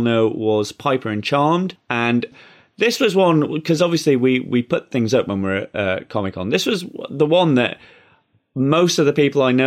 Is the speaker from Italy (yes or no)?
no; England, United Kingdom; I come from England